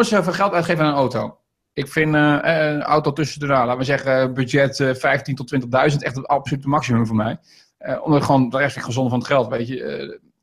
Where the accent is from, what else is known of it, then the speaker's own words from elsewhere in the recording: Veluwe, Gelderland, Netherlands; also born or lived in Rijnsburg, South Holland; ik ben ooit geboren in Rijnsburg. Ik ben om vierde verhuisd hier naar de Veluwe toe.